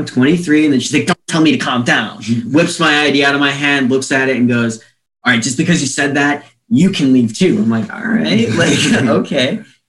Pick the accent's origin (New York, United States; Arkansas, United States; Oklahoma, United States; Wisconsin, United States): Wisconsin, United States; La Crosse; born there; I've lived in almost every city in a bigger city in the state at this point. I was born in La Crosse originally, and we just kind of moved around a lot.